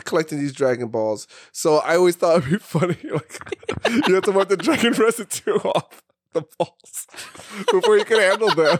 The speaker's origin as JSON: {"language": "English", "town": "New York City", "region": "New York", "country": "United States", "tie": "born or raised there", "said": "growing up in Brooklyn"}